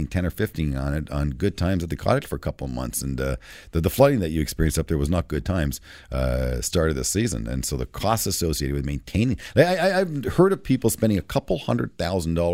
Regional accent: Canada; as a resident of Canada, as a Canadian with three children

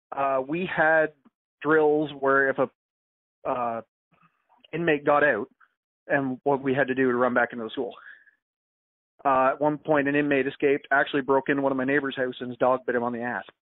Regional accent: Joyceville, Ontario, Canada; my hometown's a very blink and you miss it kind of hometown, Joyceville

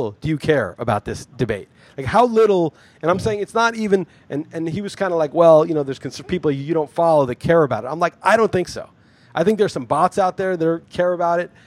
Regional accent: New York City, New York, United States; moved away as an adult; also born or lived in New England; I grew up in New York City, went to college in the East Coast, New England

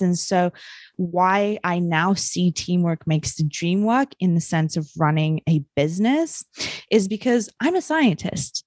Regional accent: New Zealand; I grew up in New Zealand

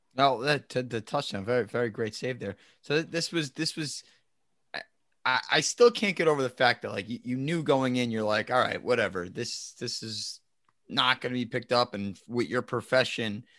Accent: New Jersey, United States; we're from New Jersey

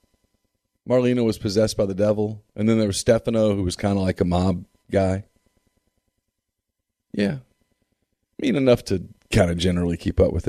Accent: Ruston, Louisiana, United States; I grew up in Ruston

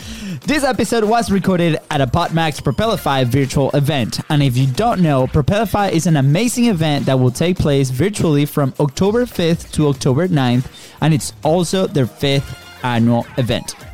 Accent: Venezuela; now in Florida, United States; we're we're originally from Venezuela

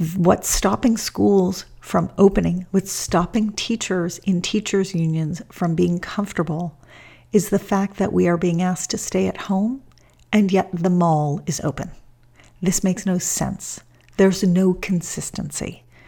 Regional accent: Los Angeles, California, United States; my hometown of Los Angeles

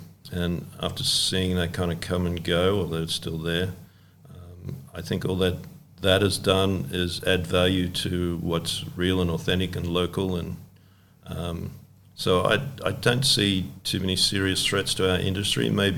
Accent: Australia; to do a good job as an Australian board maker and make a board that went well in Hawaii.

